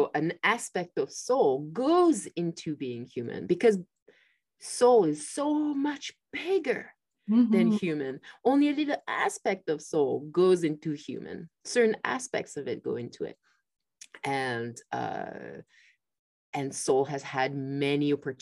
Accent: France; moved away; I grew up in France

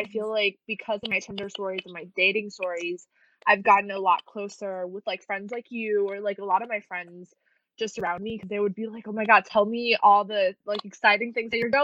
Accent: Taiwan; moved away as an adult; also born or lived in Bloomington, Indiana; I'm from Taiwan originally, but I moved to Bloomington, Indiana for school, like, 4 or 5 years ago.

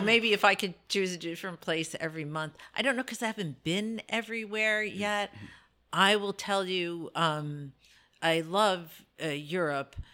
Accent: New Jersey, United States; moved away as an adult; also born or lived in Brooklyn, New York; now in Delaware, United States; So I was born in Brooklyn, I was raised in North Jersey

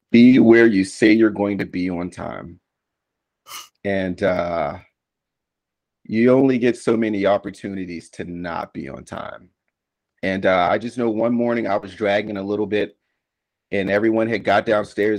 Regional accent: Washington, District of Columbia, United States; moved away as an adult; I was born and raised in the nation's capital of, of Washington, D.C. in 1981

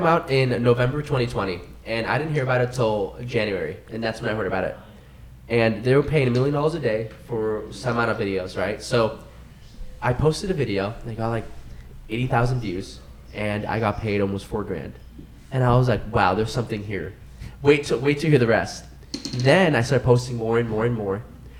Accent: Redmond, Washington, United States; I'm from Redmond.

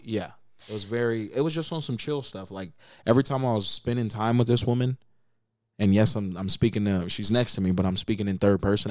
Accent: Las Vegas, Nevada, United States; I am from Las Vegas, Nevada. Born and raised.

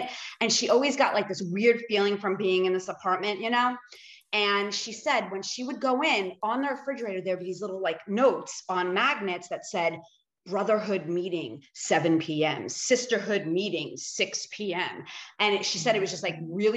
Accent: Long Island, New York, United States; growing up on Long Island as a kid in the 80s

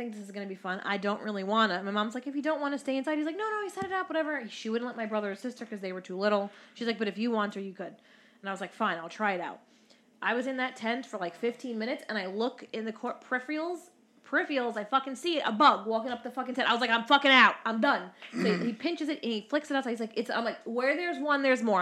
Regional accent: New York City, New York, United States; I grew up in Brooklyn.

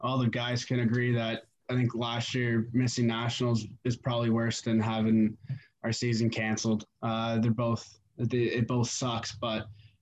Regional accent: Canada; as like a Canadian

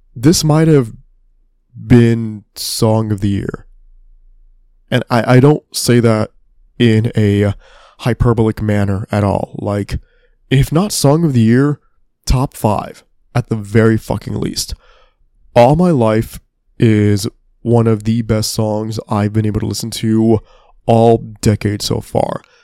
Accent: Texas, United States; my home state

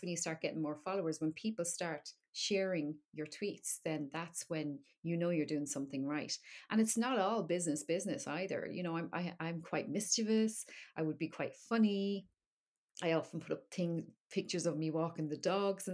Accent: Dublin, Leinster, Ireland; now in Wexford, Ireland; I am from Dublin, yeah. But I live in Wexford now in the southeast

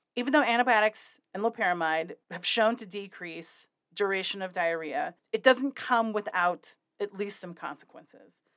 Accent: Wyoming, United States; my home state, my very real home state of Wyoming.

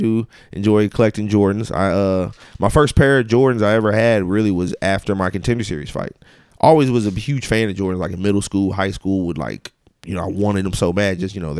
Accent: Ferguson, Missouri, United States; I grew up in Ferguson.

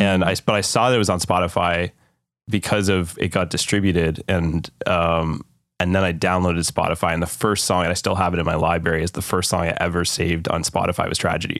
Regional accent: Canada; as a Canadian

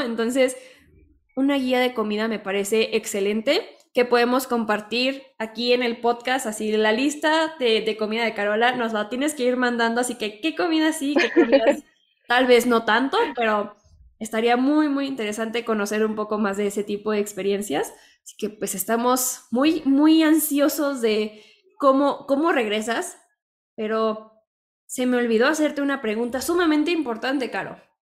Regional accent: Mexico; lo que somos los mexicanos

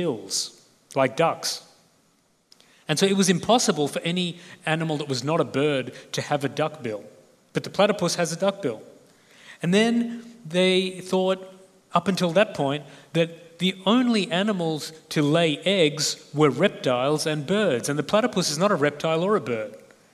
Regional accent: Australia; accent: Australian; I'm Australian

